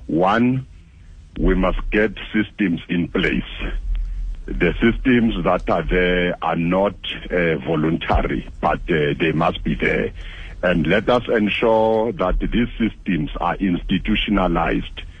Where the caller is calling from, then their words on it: Mpumalanga, South Africa; Uh, of course, I'm from Steve Tshwete, one of the municipalities counted there.